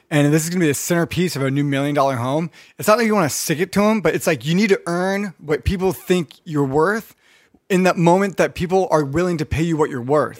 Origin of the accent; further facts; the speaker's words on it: Redondo Beach, California, United States; I grew up in North Redondo too